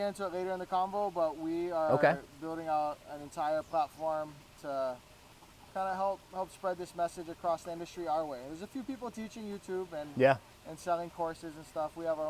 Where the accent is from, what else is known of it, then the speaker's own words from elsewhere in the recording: Hawaii, United States; also born or lived in Florida / Bay Area, California; No, I was stationed in the Bay Area. I was born in Florida. I moved to Hawaii mid-childhood.